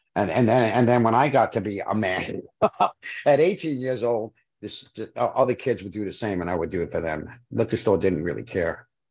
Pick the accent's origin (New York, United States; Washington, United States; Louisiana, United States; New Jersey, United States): New York, United States; New York City; I'm from Brooklyn